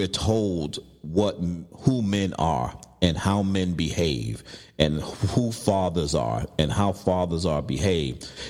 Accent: New York City, New York, United States; I was growing up in Brooklyn

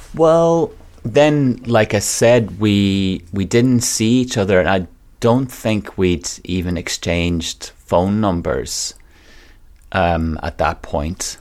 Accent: Donegal, Ulster, Ireland; moved away as an adult; also born or lived in London; now in Manchester, United Kingdom; I'm from a place called Donegal in Ireland

